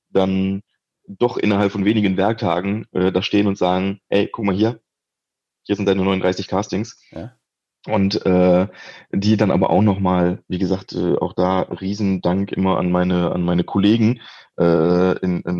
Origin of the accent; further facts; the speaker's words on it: Wallonia, Belgium; Also wenn man im, im deutschsprachigen Raum in Belgien aufwächst, äh, geht man normalerweise aus dem Abitur